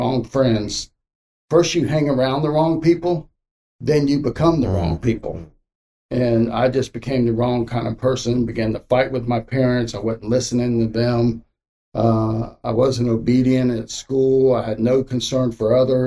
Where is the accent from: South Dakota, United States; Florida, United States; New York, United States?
Florida, United States; Miami; also born or lived in Okeechobee, Florida; I was about 13. And then we moved from Miami to a place called Okeechobee.